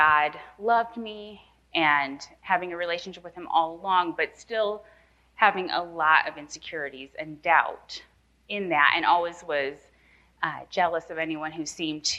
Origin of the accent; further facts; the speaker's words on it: Nappanee, Indiana, United States; moved away; I'm from Napanee, Indiana, born and raised in the cornfields